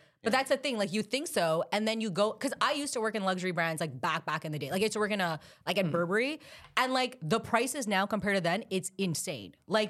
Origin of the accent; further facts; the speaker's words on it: Pakistan; because I'm Pakistani, so in my culture, they're just, like, it wasn't like a hardcore arranged marriage.